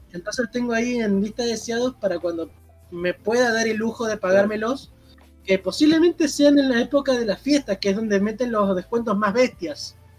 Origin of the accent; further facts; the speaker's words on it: Argentina; yo soy de Argentina